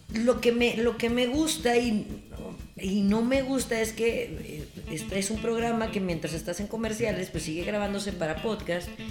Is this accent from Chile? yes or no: no; Torreón, Coahuila, Mexico; yo soy de Torreón y del mundo